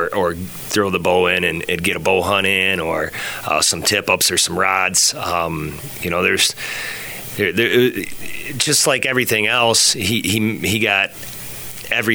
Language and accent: English; Hudson, United States; I grew up in Hudson